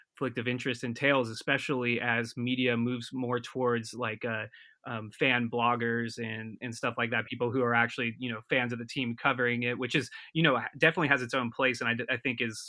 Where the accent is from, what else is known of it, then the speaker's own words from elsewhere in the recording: Davis, California, United States; I'm from the area. I'm from Davis. Went off to college